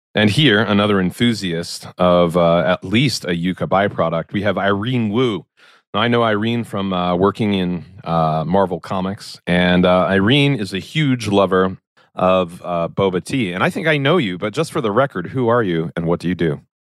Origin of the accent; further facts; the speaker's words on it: Maryland, United States; I was born in Maryland.